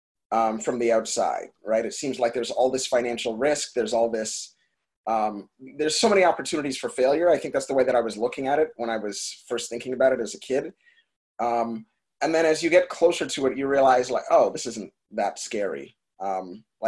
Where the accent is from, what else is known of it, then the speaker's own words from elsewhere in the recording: Brampton, Ontario, Canada; I am born in Brampton. So it's about 45 minutes northwest of Toronto